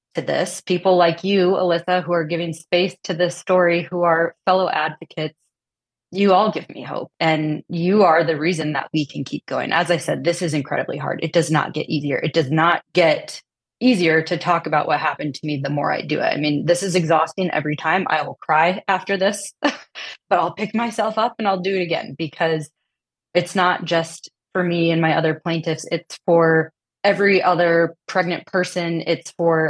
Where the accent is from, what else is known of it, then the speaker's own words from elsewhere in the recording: Midwest, United States; now in Austin, Texas, United States; We're from the Midwest. We come from conservative families.